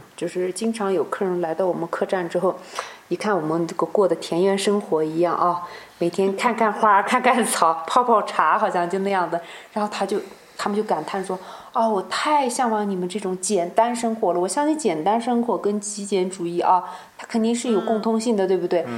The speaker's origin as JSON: {"language": "Chinese", "region": "Xinjiang", "country": "China", "said": "我们新疆人"}